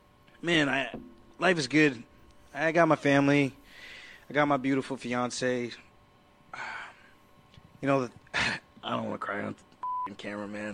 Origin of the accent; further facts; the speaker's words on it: Long Island, New York, United States; I'm from Long Island